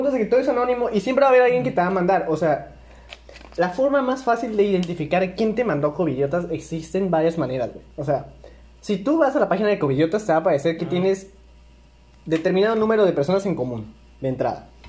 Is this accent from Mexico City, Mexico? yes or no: no; Villahermosa, Tabasco, Mexico; somos de Villahermosa, Tabasco.